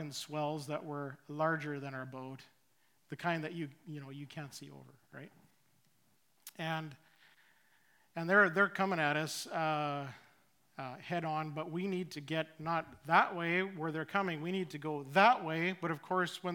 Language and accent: English; Saskatchewan, Canada; moved away as an adult; also born or lived in Richmond; now in Chilliwack, Canada; we moved from Saskatchewan, where my wife and I were both born, we ended up in Richmond